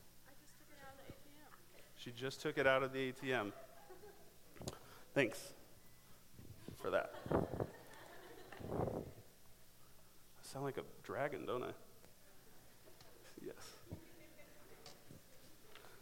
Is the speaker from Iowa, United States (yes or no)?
yes; Cedar Falls, Iowa, United States; I grew up here in Cedar Falls, graduated from Cedar Falls High School